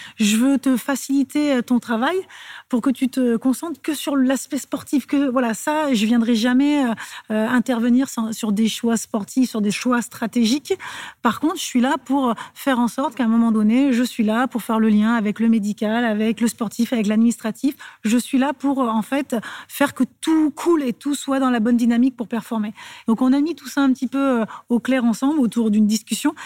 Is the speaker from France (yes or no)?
yes; Clermont-Ferrand, Auvergne-Rhône-Alpes, France; moved away; also born or lived in Lyon; je suis de Clermont